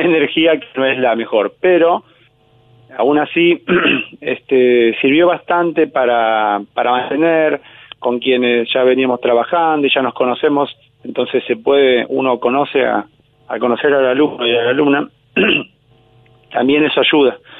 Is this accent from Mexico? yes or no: no; Buenos Aires, Argentina; yo de niño había ido a esa misma escuela de Mataderos, o yo soy de Liniers